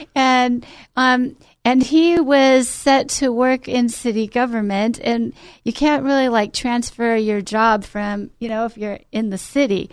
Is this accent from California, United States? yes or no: yes; Glendale, California, United States; I grew up in Glendale, California